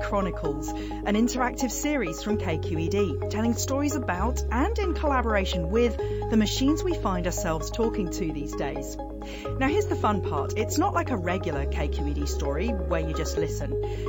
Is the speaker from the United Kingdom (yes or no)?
yes; South East England, United Kingdom; now in United States; I come from Kent in southeast England. I still sometimes have trouble when I'm trying to get a glass of water. Sorry, water, at a cafe or restaurant. It tests my patience because I've been living in the US for a long time.